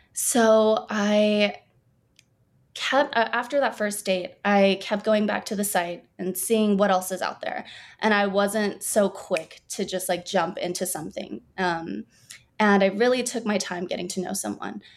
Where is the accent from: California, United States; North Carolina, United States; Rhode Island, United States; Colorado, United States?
California, United States; Burbank; born and raised in Burbank, California.